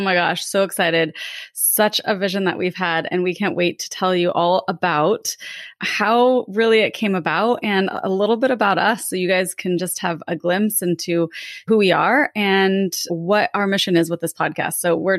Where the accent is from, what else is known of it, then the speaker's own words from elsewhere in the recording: Lake Tahoe, California, United States; I grew up in Lake Tahoe, California.